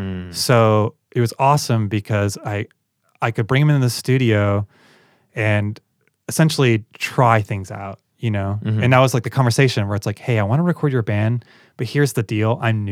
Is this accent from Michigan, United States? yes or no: no; Illinois, United States; No, I'm from Central Illinois. I grew up on a farm.